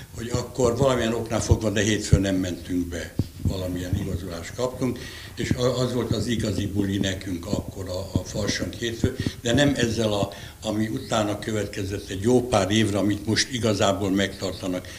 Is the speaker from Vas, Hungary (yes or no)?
no; Solymár, Pest, Hungary; born or raised there